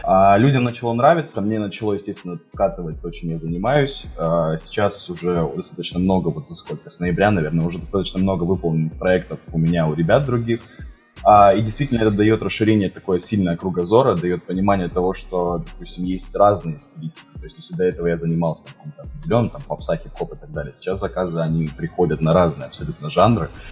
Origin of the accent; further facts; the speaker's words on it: Rostov-on-Don, Rostov Oblast, Russia; Я и сам из Ростова-на-Дону